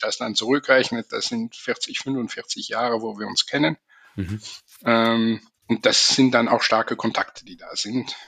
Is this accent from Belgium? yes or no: yes; Belgium; first language German and French; Also ich bin in einem kleinen Dorf aufgewachsen in Belgien